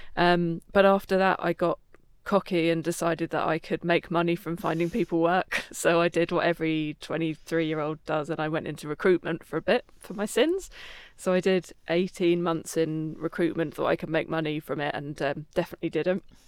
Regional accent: Croydon, London, United Kingdom; I was, uh, in Croydon, my hometown

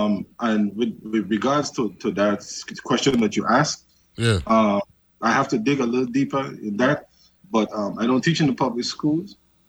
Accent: Charlotte Amalie, U.S. Virgin Islands; I grew up in Savan, like every other major candidate in the Virgin Islands.

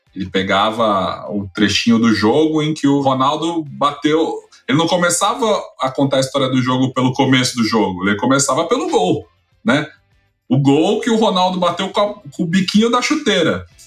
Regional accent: São Paulo, Brazil; sou de São Paulo, cresci nos anos 90, é, bairro nobre aqui de São Paulo

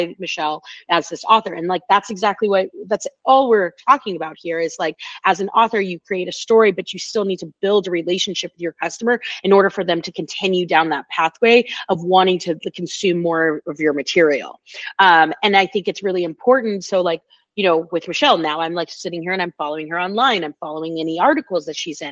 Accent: Oakland, California, United States; moved away; I'm from Oakland, California originally

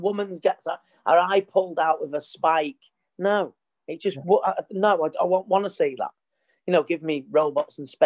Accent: Trafford, North West England, United Kingdom; I was born in Trafford

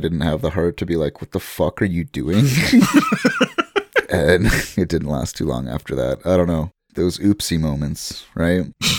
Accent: Canada; We're Canadian, guys. It's a kilometer stone.

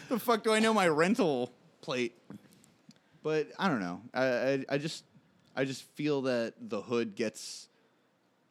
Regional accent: Margate, Florida, United States; I was raised in South Florida

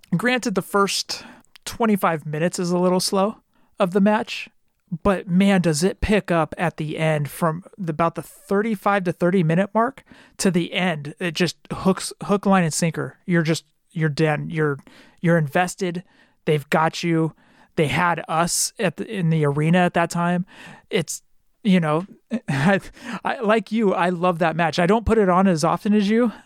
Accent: California, United States; I'm from California

